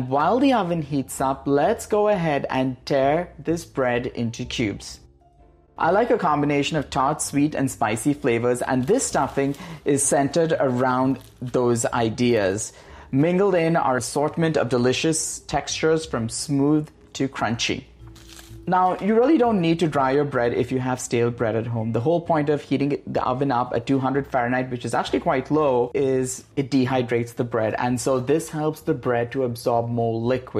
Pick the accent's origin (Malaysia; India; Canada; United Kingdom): India; also born or lived in Goa; now in California, United States; the India I grew up